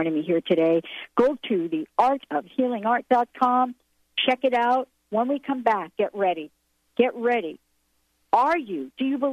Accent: New York City, New York, United States; moved away; I grew up in New York City

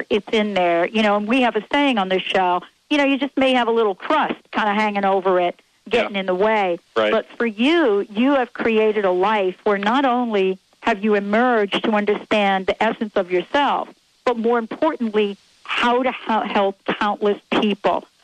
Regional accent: Bronx, New York, United States; me too, growing up in the Bronx.

